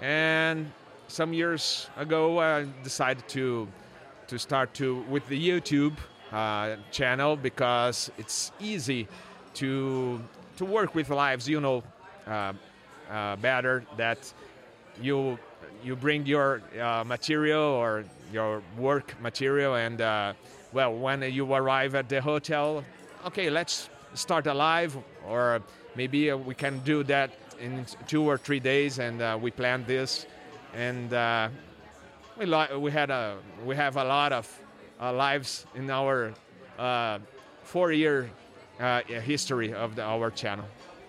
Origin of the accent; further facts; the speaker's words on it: São Paulo, Brazil; born there; And actually, I was born in Sao Paulo, and my father was American.